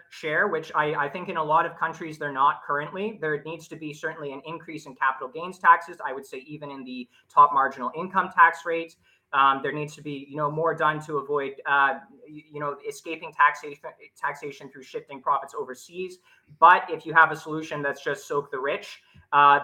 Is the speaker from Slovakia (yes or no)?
no; Canada; I'm actually Canadian